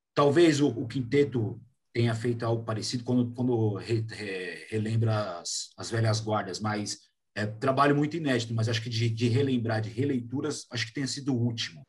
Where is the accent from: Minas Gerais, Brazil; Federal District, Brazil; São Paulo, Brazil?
São Paulo, Brazil; Paulista; a gente enquanto paulista